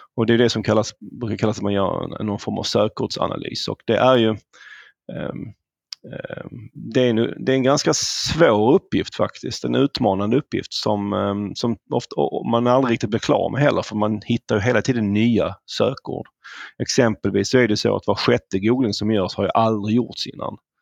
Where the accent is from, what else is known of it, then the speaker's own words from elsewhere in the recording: Malmö, Skåne, Sweden; accent: southern; moved away as an adult; now in Stockholm, Sweden; det hör nog ni som lyssnar att jag kommer ju söderifrån, jag kommer från Malmö ursprungligen. Flyttade till Stockholm efter gymnasiet